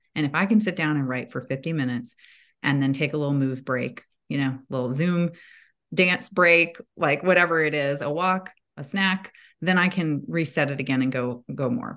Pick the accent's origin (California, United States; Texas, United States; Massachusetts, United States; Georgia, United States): Georgia, United States; Atlanta; I live in Atlanta, that is my hometown, home base